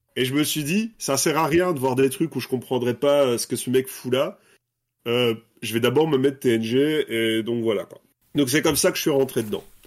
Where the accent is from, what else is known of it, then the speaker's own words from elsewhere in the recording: Brussels, Brussels-Capital Region, Belgium; je suis belge, je viens de Bruxelles.